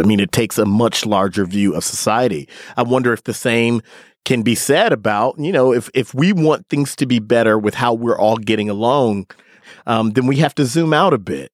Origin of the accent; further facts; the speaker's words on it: Milwaukee, Wisconsin, United States; accent: Midwestern; moved away; I grew up in Milwaukee.